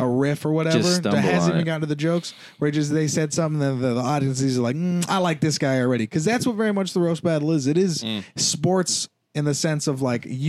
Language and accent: English; Bay Area, California, United States; also born or lived in Temecula / San Jose; from the Bay Area originally, and then my family's from Los Angeles